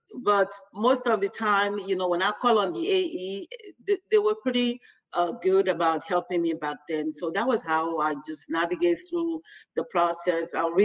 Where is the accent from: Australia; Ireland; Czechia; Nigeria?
Nigeria; now in United States; I'm actually from Nigeria